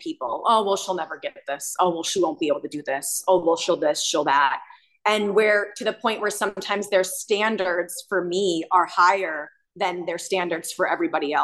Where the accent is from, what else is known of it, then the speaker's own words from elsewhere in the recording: United States; I was born in America